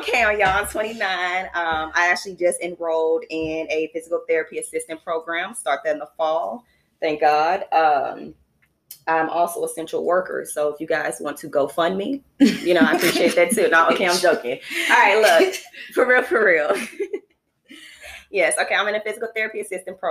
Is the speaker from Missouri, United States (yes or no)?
yes; St. Louis, Missouri, United States; also born or lived in Huntsville, Alabama; We are born and raised in St. Louis, Alabama